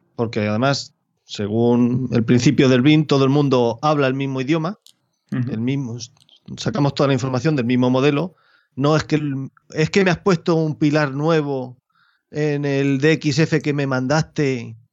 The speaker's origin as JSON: {"language": "Spanish", "area": "Albacete province", "region": "Castilla-La Mancha", "country": "Spain", "said": "mi provincia ni a mi pueblo"}